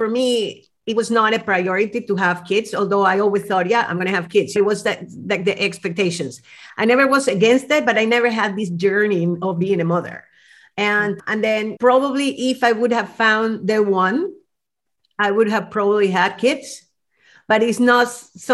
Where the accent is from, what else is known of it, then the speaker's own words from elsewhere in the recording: Venezuela; moved away; growing up in Venezuela